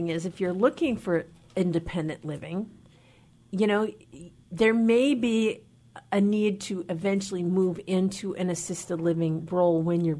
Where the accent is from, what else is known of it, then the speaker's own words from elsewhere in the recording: Anacortes, Washington, United States; My hometown, Anacortes.